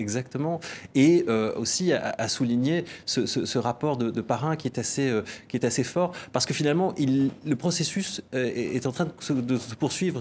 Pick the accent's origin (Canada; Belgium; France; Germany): Belgium; nous, en tant que Belges, nous, en tant qu'Européens